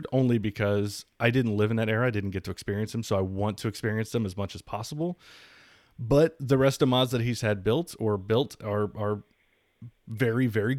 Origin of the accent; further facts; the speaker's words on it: Raleigh, North Carolina, United States; also born or lived in Baltimore, Maryland; I grew up actually Raleigh, North Carolina